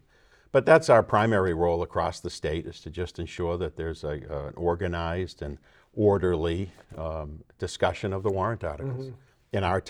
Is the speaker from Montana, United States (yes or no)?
no; Marlborough, Massachusetts, United States; I grew up in Marlboro, and I grew up in a family which a variety of people served on appointed or elected positions.